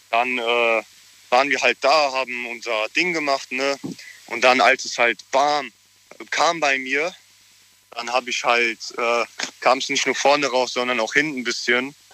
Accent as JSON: {"language": "German", "town": "Frankfurt", "region": "Hesse", "country": "Germany", "said": "ich komme aus Frankfurt."}